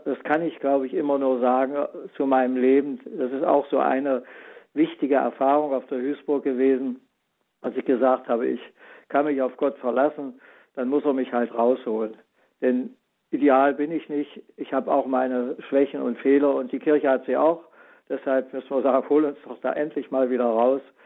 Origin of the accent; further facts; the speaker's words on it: Germany; Ich bin ja selbst so groß geworden in der DDR in der Schule